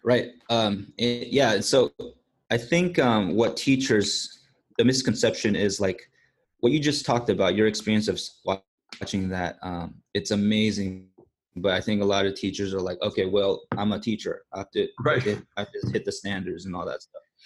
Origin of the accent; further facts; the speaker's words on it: California, United States; moved away as an adult; also born or lived in Korea; now in Singapore; I am from the States, uh, California specifically